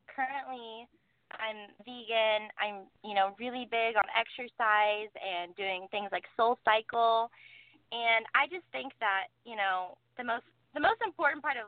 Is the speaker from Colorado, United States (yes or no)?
no; Malibu, California, United States; I grew up in Malibu. I went to Malibu High, and it's my hometown